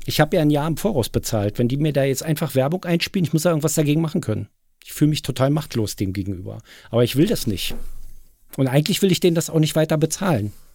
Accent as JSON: {"language": "German", "region": "Berlin", "country": "Germany", "said": "hier bei uns in Berlin"}